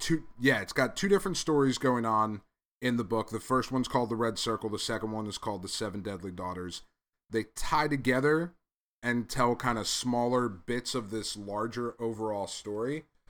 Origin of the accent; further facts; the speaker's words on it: Englewood, New Jersey, United States; I was born in Englewood.